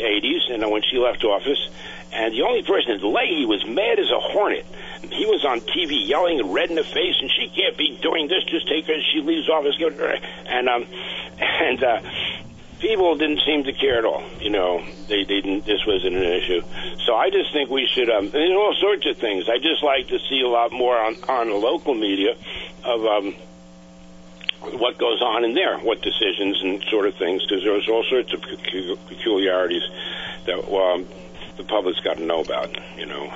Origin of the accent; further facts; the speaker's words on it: New York, United States; now in Vermont, United States; I grew up in New York State where you vote for the local judges